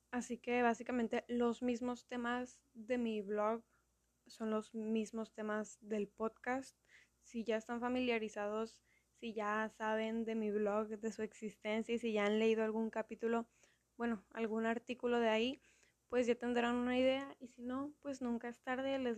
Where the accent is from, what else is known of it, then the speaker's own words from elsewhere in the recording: Mexico; Ahorita estoy viviendo en Mérida, Yucatán, o sea, soy mexicana, obvio, pero no soy de Mérida. He vivido en varias partes a lo largo de mi vida